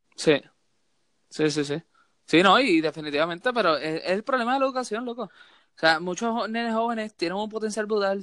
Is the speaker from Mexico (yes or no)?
no; Puerto Rico; also born or lived in Santurce, San Juan (birthplace) / Mayagüez (family); yo me crié en Puerto Rico